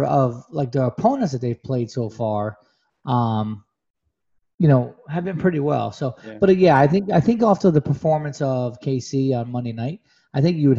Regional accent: Rochester, New York, United States; I'm from Rochester, right? So I'm 30 minutes north of Buffalo.

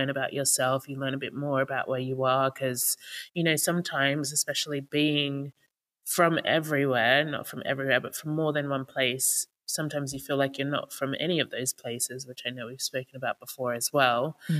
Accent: Sydney, New South Wales, Australia; moved away as an adult; also born or lived in Papua New Guinea; now in London, United Kingdom; my family is Jamaican, but I was born in Papua New Guinea. I grew up in Sydney, Australia, and now I live in London.

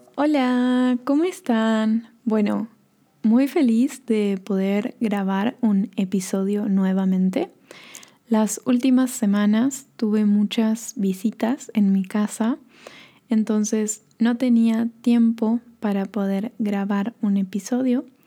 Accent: northern Argentina, Argentina; now in Bariloche, Argentina; en el norte de Argentina, que es de donde yo soy, o de donde yo vengo, o donde nací

